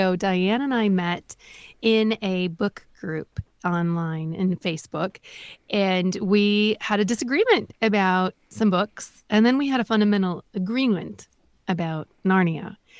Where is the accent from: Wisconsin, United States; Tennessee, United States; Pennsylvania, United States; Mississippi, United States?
Wisconsin, United States; Well, I am not in politics. I am a mom from Northeast Wisconsin, and I'm a wife, I'm a mom, and a homeschooling mom